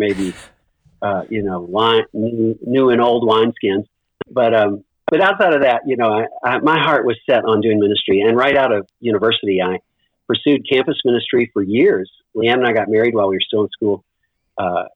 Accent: Owensboro, Kentucky, United States; moved away as an adult; also born or lived in Louisville, Kentucky / Erbil, Iraq; I grew up in Kentucky. I was born here in Louisville, Kentucky, where I am right now. And my dad was a doctor in Owensboro, Kentucky, orthopedic surgeon. So I grew up there

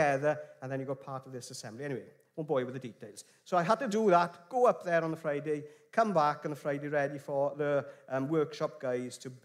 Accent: England, United Kingdom; accent: clear English; also born or lived in Wales; I've got a very clear English accent

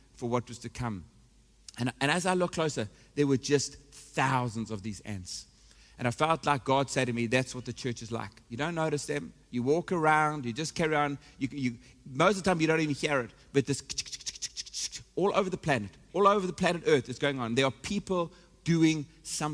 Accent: South Africa; moved away; I am South African. I'm connected to this nation

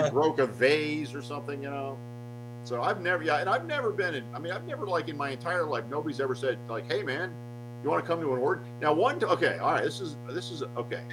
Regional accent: Atlanta, Georgia, United States; moved away; also born or lived in Los Angeles; I grew up in Atlanta

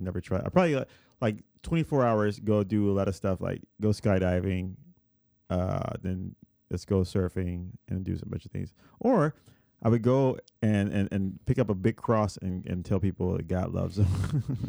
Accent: Puerto Rico; moved away; when I was a kid, I grew up in Puerto Rico

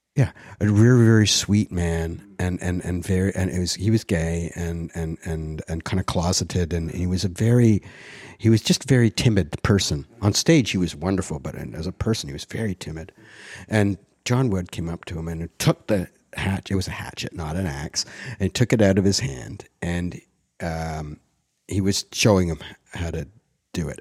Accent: Ottawa, Ontario, Canada; born or raised there; also born or lived in Montreal; now in Toronto, Canada

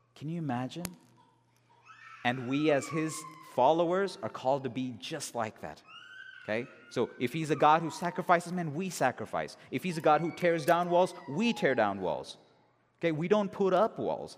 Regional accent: Bangalore, Karnataka, India; moved away; in my hometown in India, in Bangalore

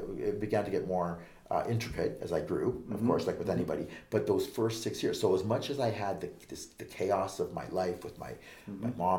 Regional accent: Vancouver, British Columbia, Canada; I was born and raised in Vancouver, Canada

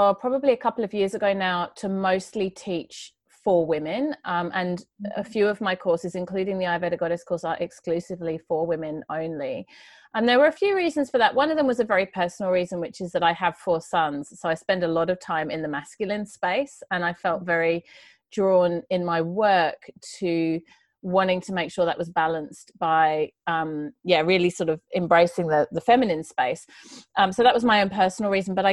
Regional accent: United Kingdom; moved away as an adult; also born or lived in Sydney, Australia; now in Australia; I grew up just outside of London in the countryside in England.

